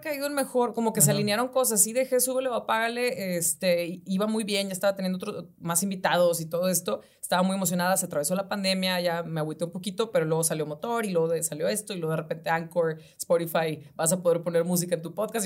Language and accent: Spanish; Ciudad Victoria, Tamaulipas, Mexico; moved away; yo soy de Ciudad Victoria